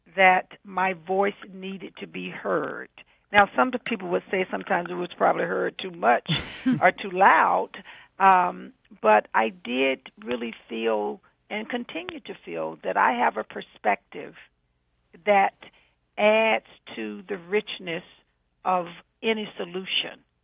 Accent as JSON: {"language": "English", "region": "the South", "country": "United States", "said": "I'm a southerner"}